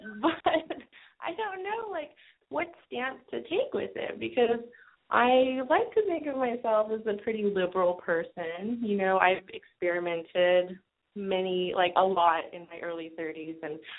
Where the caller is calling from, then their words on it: Los Angeles, California, United States; I'm in Los Angeles.